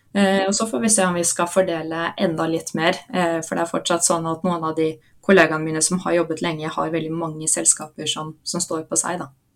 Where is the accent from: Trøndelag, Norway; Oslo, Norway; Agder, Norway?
Oslo, Norway; Jeg er fra Oslo